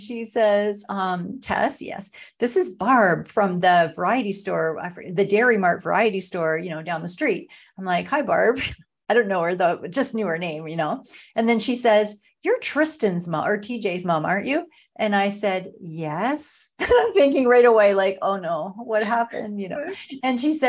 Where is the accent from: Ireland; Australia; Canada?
Canada; small town near Sarnia, Ontario; now in Sarnia, Canada; I'm from actually a small town. Like I was raised on a farm.